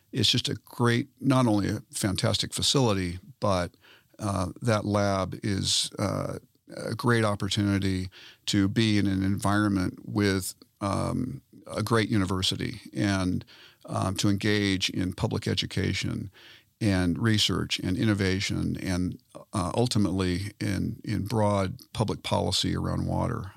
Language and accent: English; Southern California, United States; moved away as an adult; also born or lived in Colorado; now in Denver, United States; I grew up in Southern California